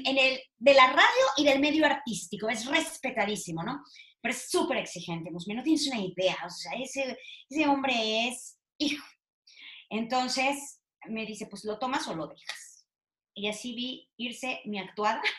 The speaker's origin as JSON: {"language": "Spanish", "region": "Veracruz", "country": "Mexico", "tie": "born or raised there", "moved": "yes", "lives_now": "Mexico City, Mexico", "said": "soy de Veracruz, como tú, como, como, como mucha gente segura de las que nos están escuchando ahorita. Este, mm, nací en Veracruz"}